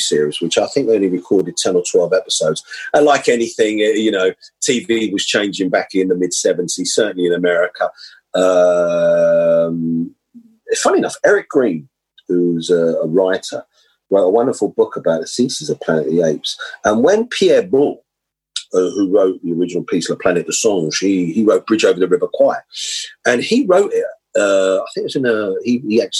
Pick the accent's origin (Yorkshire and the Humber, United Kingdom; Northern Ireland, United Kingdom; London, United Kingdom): London, United Kingdom; I grew up in Holsden, where I went to school.